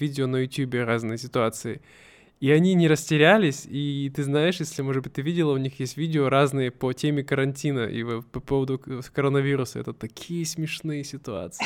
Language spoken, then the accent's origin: Russian; Siberia, Russia; мы все сибиряки, мы более дружелюбные